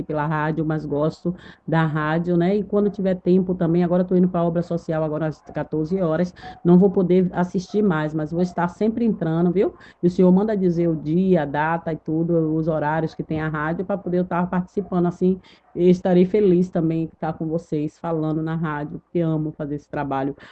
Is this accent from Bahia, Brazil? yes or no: yes; Salvador, Bahia, Brazil; Eu sou daqui de Salvador